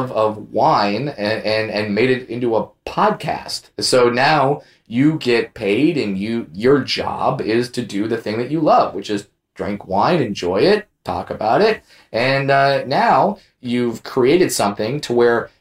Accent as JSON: {"language": "English", "area": "Orange County", "region": "California", "country": "United States", "tie": "born or raised there", "said": "growing up in Orange County, I worked at Disneyland"}